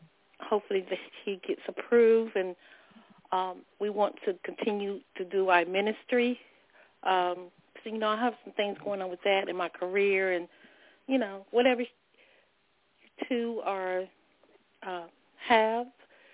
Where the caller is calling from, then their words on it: North Carolina, United States; I'm calling from North Carolina.